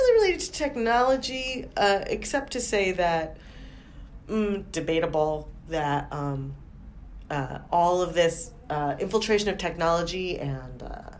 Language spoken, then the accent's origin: English; United States; as an American